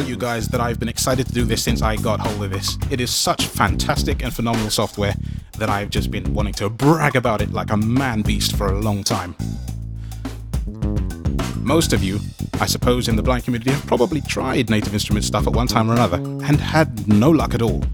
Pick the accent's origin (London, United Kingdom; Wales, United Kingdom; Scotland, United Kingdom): London, United Kingdom; I come from London